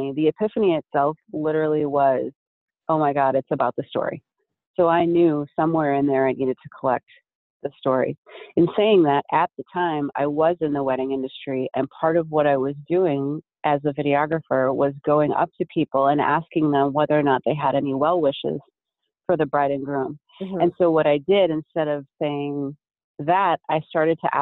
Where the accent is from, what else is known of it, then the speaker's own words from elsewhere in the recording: Minneapolis, Minnesota, United States; now in Las Vegas, United States; I'm from Minneapolis originally